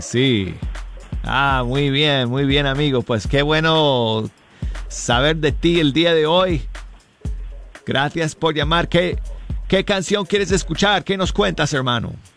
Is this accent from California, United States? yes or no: no; Denver, Colorado, United States; Mi ciudad natal, Denver, Colorado